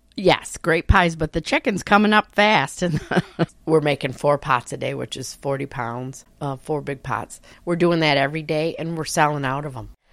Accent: Naples, New York, United States; from Naples, New York. I've lived here all my life

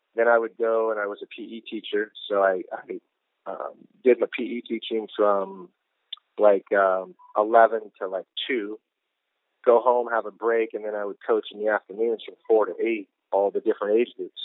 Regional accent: Pacific Northwest, United States; now in Houston, United States; we had a, a great soccer culture up there when I was growing up

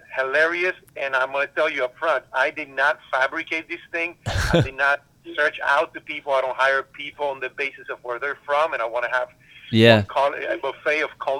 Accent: Maryland, United States; I grew up in Washington, D.C., Maryland area, mm-hmm. and also a very diverse cultural, but I also, you know, and growing up in Maryland

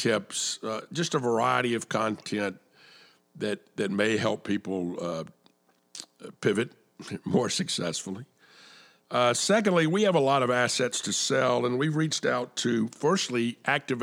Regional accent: Atlanta, Georgia, United States; I was born and raised in Atlanta

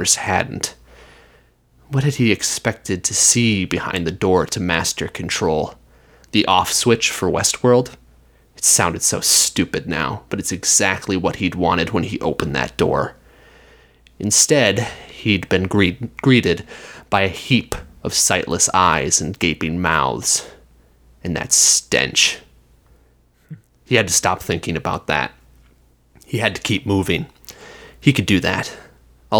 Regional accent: the West, United States; I grew up in the West

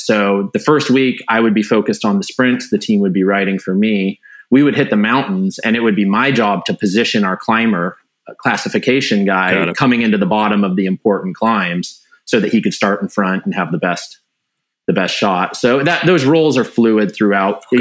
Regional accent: Wenatchee, Washington, United States; I grew up in Wenatchee

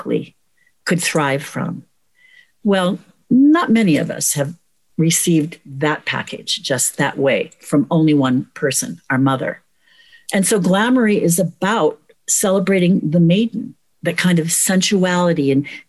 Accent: United States; as American women

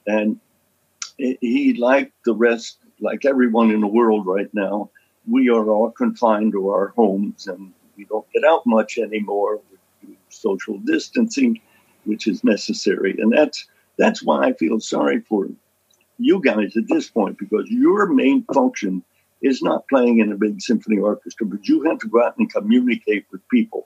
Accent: Lewisburg, Pennsylvania, United States; my hometown of Lewisburg, Pennsylvania

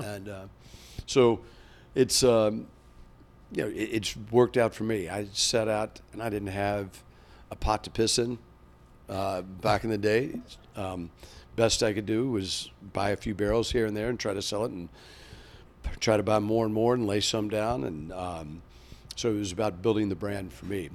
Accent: Kentucky, United States; moved away; growing up in Kentucky

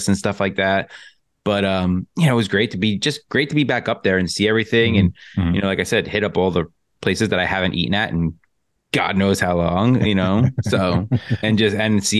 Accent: Long Island, New York, United States; I'm from Long Island

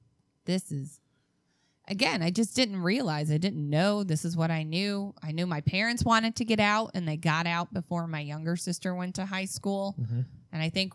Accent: Calumet City, Illinois, United States; Well, I grew up in Calumet City. Calumet City is the first suburb south of the city of Chicago.

